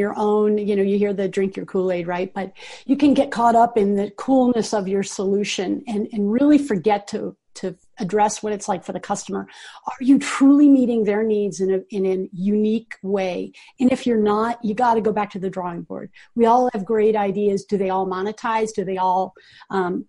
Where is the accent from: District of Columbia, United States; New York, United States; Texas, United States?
District of Columbia, United States; Washington; moved away as an adult; now in Boulder, United States; I grew up in Washington, D.C.